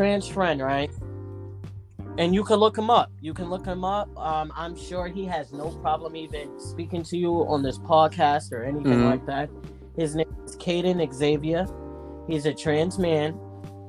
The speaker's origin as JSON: {"language": "English", "region": "New York", "country": "United States", "tie": "born or raised there", "also_born_or_lived": "Boston", "said": "I'm born and raised in New York. I'm home. I didn't leave"}